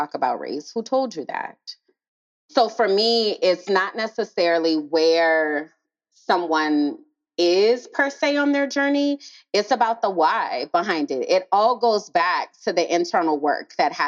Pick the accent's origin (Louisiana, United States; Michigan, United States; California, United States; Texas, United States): Louisiana, United States; New Orleans; moved away as an adult; also born or lived in Nashville, Tennessee; I was raised in New Orleans.